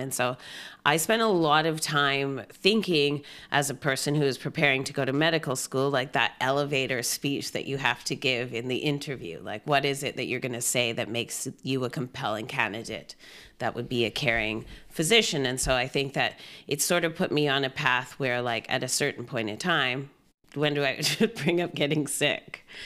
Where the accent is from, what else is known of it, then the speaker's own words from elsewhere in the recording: Gibsons, British Columbia, Canada; moved away as an adult; also born or lived in Trinidad and Tobago / Whistler / Victoria; now in Vancouver, Canada; I grew up in Gibson's